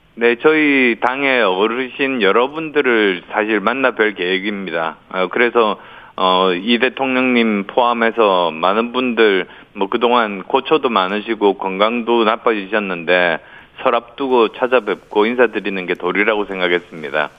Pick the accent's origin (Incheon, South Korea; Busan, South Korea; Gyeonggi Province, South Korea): Busan, South Korea; moved away; also born or lived in Yeongju, North Gyeongsang; 그리고 부산이 고향이어서 영남에 기반을 둔 수도권 삼선 의원입니다.